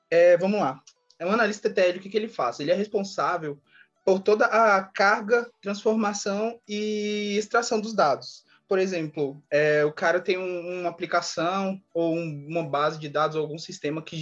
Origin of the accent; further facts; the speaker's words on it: Brasília, Federal District, Brazil; sou de Brasília.